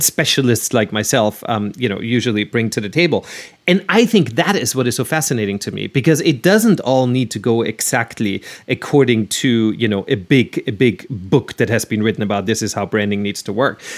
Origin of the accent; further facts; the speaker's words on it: Austria; now in United States; I'm originally from Austria